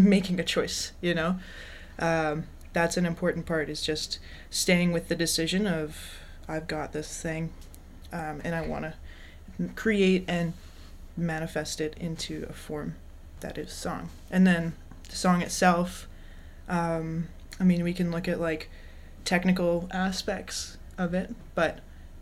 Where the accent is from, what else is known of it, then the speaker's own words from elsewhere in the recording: Calgary, Alberta, Canada; now in Victoria, Canada; I'm a singer-songwriter, born and raised in Calgary, Alberta. I live in Victoria, BC